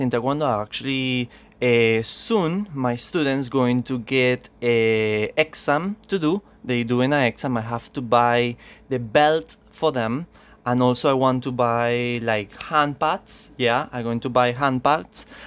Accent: Venezuela; English is a second language; I come from Venezuela

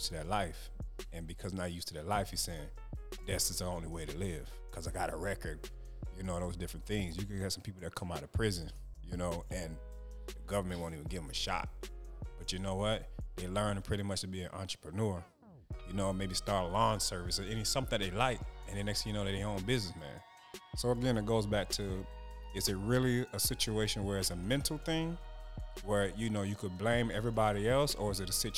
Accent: Jamaica; I'm Jamaican

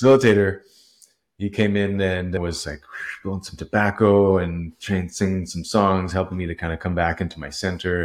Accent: Vancouver, British Columbia, Canada; also born or lived in Nelson, British Columbia; I was born in Vancouver, raised fairly Catholic. Uh, at the end of elementary school, my parents moved to the Kootenays, uh, in this little town called Nelson

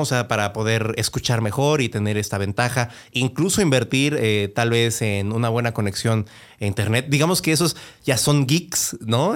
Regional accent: Mexico; en México yo creo que, y porque eso a mí me pasó a mí, y después lo veía con más compañeros en la escuela y conforme fui creciendo

